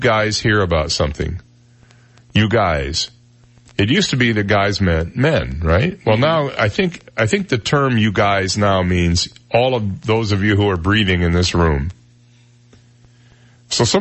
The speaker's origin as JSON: {"language": "English", "region": "Michigan", "country": "United States", "tie": "born or raised there", "moved": "yes", "lives_now": "Naples, United States", "said": "When I grew up in Michigan, we never said y'all"}